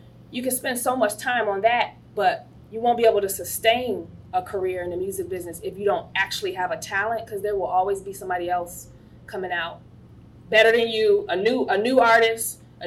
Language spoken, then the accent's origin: English; Chicago, Illinois, United States; I grew up in Chicago